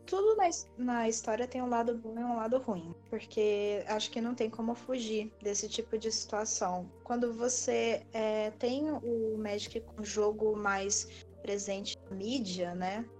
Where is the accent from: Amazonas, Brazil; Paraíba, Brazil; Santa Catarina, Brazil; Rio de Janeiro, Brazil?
Rio de Janeiro, Brazil; Petrópolis; also born or lived in Bauru, São Paulo; eu atu atualmente moro em Petrópolis, no Rio de Janeiro. Fui criada aqui, apesar de ser nascida no interior de São Paulo, sou bauruense.